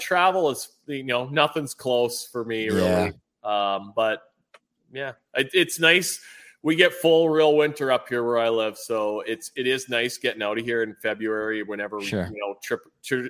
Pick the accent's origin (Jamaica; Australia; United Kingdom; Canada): Canada